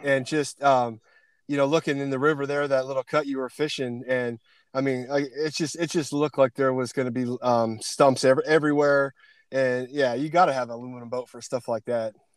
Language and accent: English; Pennsylvania, United States; moved away; also born or lived in Canada; Pennsylvania boy